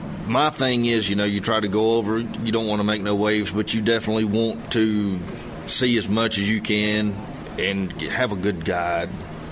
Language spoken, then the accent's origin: English; North Carolina near the Virginia line, United States; Originally, I'm from about 100 miles from here, just over North Carolina on the Virginia line.